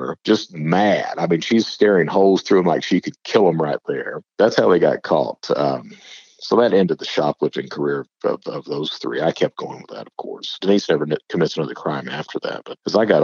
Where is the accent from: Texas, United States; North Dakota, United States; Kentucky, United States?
Kentucky, United States; Eastern; I'm from Eastern Kentucky